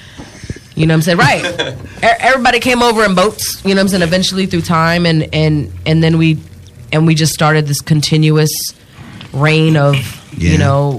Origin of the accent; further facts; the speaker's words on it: Japan; I grew up in Japan, so I've always been a foreigner. You know what I mean? Not living in where I'm, like, the country I belong to. I was born in Japan, but I was born on a military base, so I am a U.S. citizen.